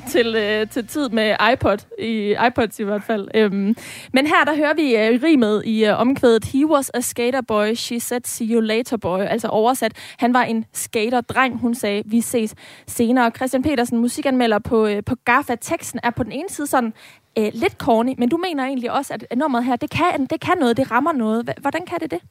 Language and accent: Danish; Aarhus, Central Denmark Region, Denmark; som ægte aarhusianer